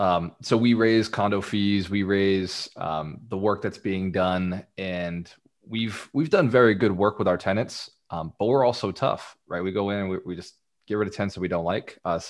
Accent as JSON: {"language": "English", "town": "Fall River", "region": "Massachusetts", "country": "United States", "tie": "born or raised there", "said": "This is in Fall River, Massachusetts, my hometown."}